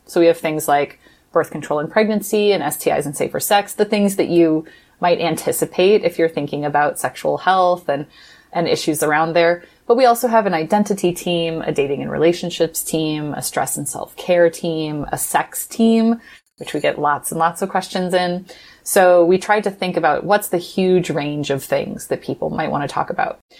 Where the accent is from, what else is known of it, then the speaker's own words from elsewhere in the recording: Midwest, United States; I grew up in the Midwest in an evangelical family